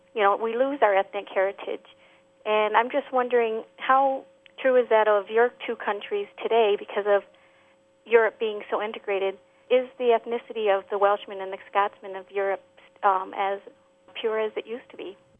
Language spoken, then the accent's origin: English; upstate New York, United States; now in Albert Lea, Minnesota, United States; grew up in a small town in upstate New York